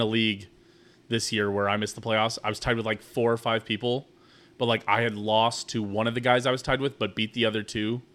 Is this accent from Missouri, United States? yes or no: yes; Kansas City, Missouri, United States; We're from Kansas City.